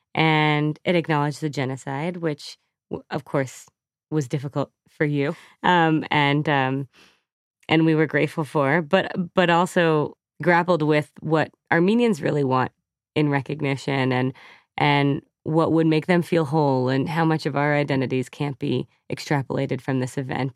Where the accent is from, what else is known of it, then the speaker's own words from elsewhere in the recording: New England, United States; also born or lived in London; now in New York, United States; I grew up in New England